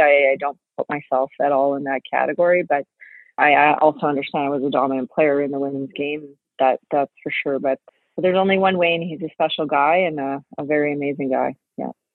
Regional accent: Canada; as a Canadian

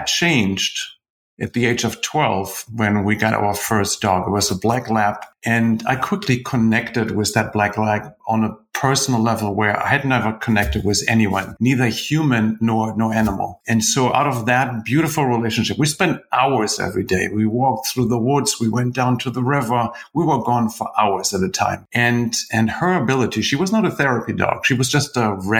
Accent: Germany; also born or lived in United Kingdom; now in United States; I grew up in Germany. Now I live in the US. In between, I spent some time in the UK.

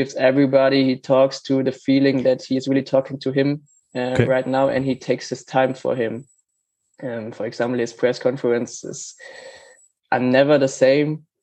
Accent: Germany; I'm from Germany

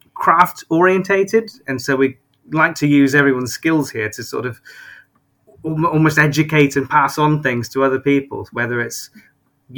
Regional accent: Glastonbury, South West England, United Kingdom; I'm originally from Glastonbury, so I was sort of born and bred there

